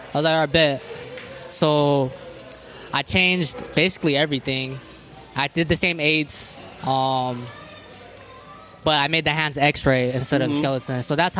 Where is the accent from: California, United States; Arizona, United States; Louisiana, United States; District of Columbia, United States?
Arizona, United States; Tucson; And I grew up on the South Side, so, like, you know, it's mostly Mexicans. And they just embraced me, you know.